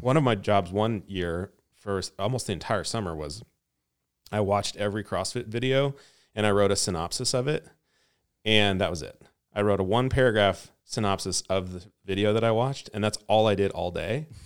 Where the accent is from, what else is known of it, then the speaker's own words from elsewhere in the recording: Lewiston, Idaho, United States; I grew up in Idaho, northern Idaho, in a little town called Lewiston.